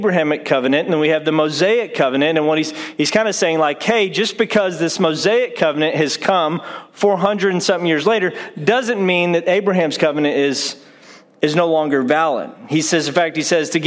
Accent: Saginaw, Texas, United States; also born or lived in Haslet, Texas; I'm from Saginaw, Texas, is where I was born and raised up until about 94. Then we moved just north of there, kind of in Hassalett area. It's considered North Fort Worth.

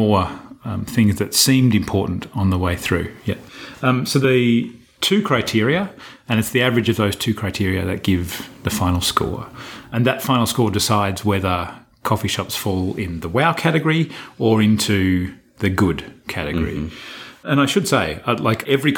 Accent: Australia; moved away; I'm being too Australian, too frank

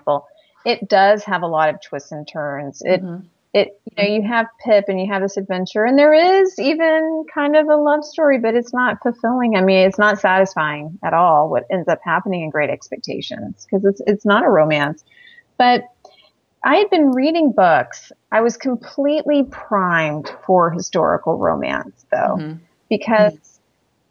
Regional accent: the South, United States; I'm this girl from the South

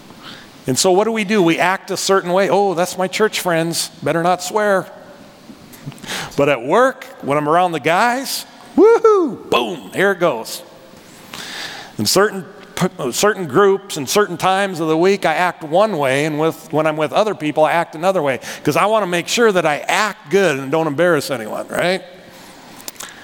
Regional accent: North Dakota, United States; accent: North Dakota; moved away; I'm from North Dakota. Can you tell by my accent, North Dakota?

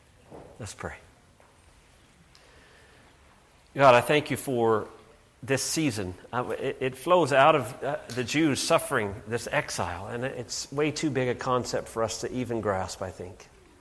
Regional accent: Canada; I'm Canadian too, which tempers this a bit

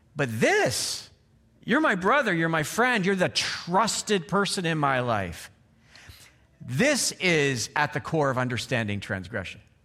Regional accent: Canada; moved away; I'm from Canada

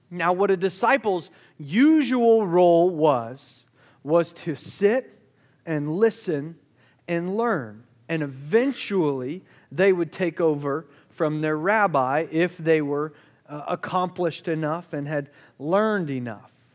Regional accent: Charleston, South Carolina, United States; moved away; I grew up in Charleston, South Carolina

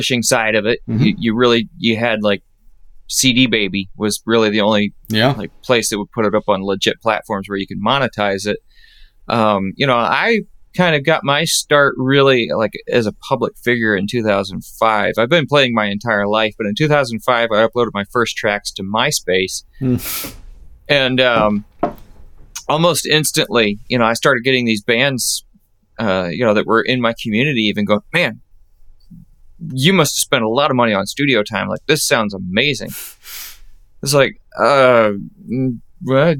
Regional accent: Cincinnati, United States; moved away as an adult; now in Indianapolis, United States; I'm originally from the Cincinnati area, and Northern Kentucky, Cincinnati, kind of Ohio, Kentucky, and Indiana all come together in that little area, and that's where I'm from.

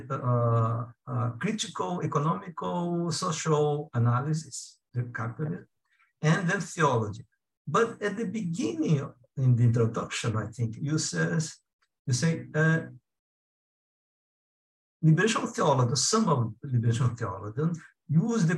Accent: South Korea; now in Brazil; I was born in South Korea, and since 1966, I have been living in Brazil

